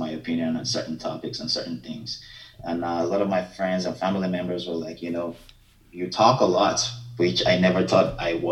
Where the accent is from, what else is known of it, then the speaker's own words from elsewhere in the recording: Lagos, Nigeria; moved away as an adult; also born or lived in Sokoto / Akoko, Ondo State; now in Canada; I'm from Akoko. I was actually born in Sokoto, then grew up in Lagos. Moved to Canada about 11 years ago.